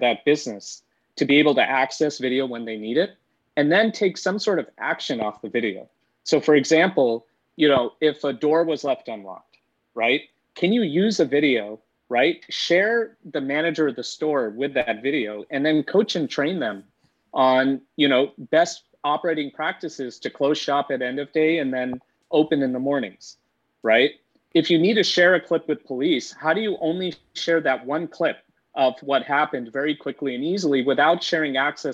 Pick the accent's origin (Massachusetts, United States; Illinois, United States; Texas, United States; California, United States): California, United States; Bay Area; I grew up in the Bay Area, so I've been born and raised here